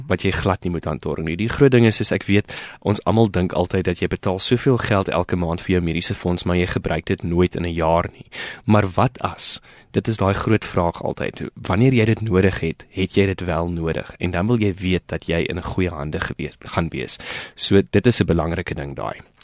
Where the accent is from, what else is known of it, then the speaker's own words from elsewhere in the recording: South Africa; ons as Suid-Afrikaners